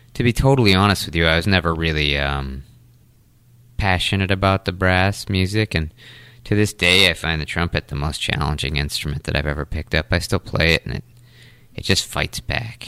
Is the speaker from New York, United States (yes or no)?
no; Taunton, Massachusetts, United States; also born or lived in North Carolina; now in New Bedford, United States; I grew up in Taunton, uh, right in the center of Taunton. Uh, lived there until I left for college